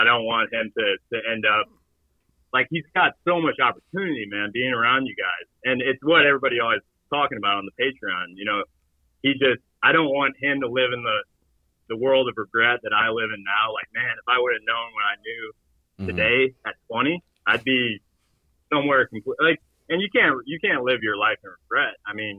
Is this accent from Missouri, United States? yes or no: yes; St. Louis, Missouri, United States; I'm from St. Louis, just like Schmitty.